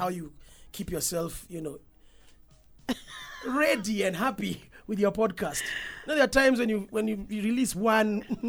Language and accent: English; Kenya; I'm Kenyan.